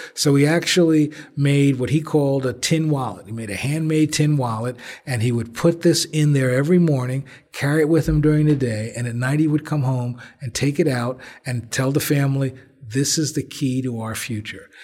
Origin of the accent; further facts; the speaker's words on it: Belleville, New Jersey, United States; also born or lived in Newark, New Jersey; I was born in Presbyterian Hospital, lived on Jelliff Avenue until I was five, and then we moved to Belleville.